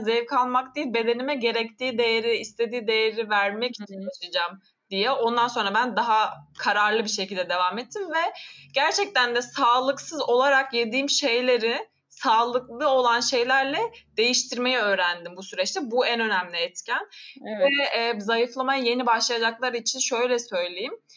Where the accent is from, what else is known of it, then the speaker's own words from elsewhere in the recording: Amasya, Turkey; moved away as an adult; also born or lived in Kocaeli / England; Samsun'da doğmadım Amasya'da doğdum ama anne babam Samsunlu. Samsun'da Hı. oturuyorlar onlar ve ben Samsun'da büyümedim yine Amasya'da büyüdüm.